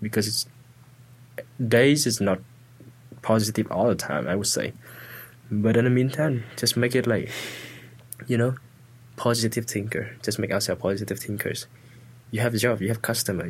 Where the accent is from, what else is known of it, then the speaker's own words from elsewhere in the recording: Vietnam; English is a second language; moved away as an adult; I'm from a small village, very small village